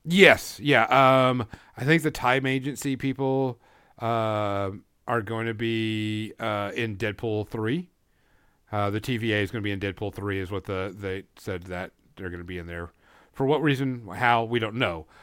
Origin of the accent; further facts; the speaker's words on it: Fort Smith, Arkansas, United States; Hanging Judge Parker, which is a very prevalent person around my hometown